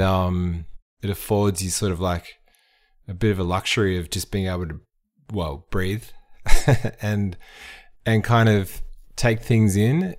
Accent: Frankston, Victoria, Australia; I grew up in Frankston

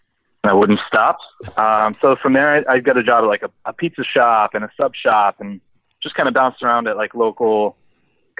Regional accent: Rhode Island, United States; I grew up in Rhode Island

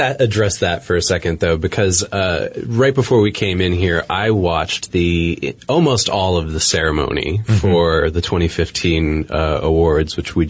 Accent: Boston, Massachusetts, United States; I'm from Boston

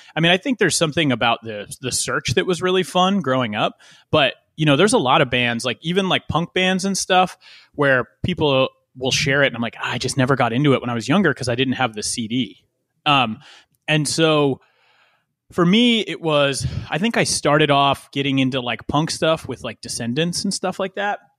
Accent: West Chester, Pennsylvania, United States; born or raised there

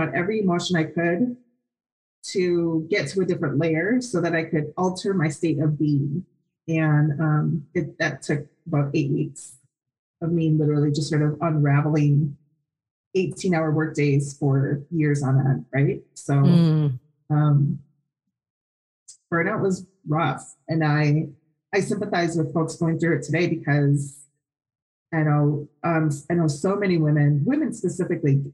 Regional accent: Wisconsin, United States; now in Phoenix, United States; I'm from Wisconsin

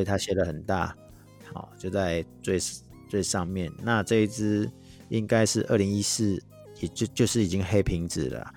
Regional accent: Taiwan; accent: Taiwanese Mandarin; 像我这种台湾国语的

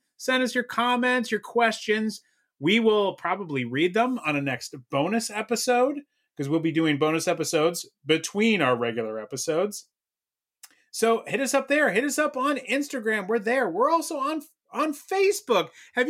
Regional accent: San Diego, California, United States; moved away; only my hometown.

